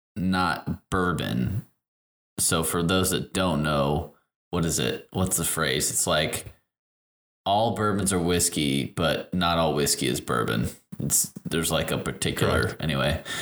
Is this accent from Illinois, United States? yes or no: yes; Chicago, Illinois, United States; I am from Chicago, but my family is all from Tennessee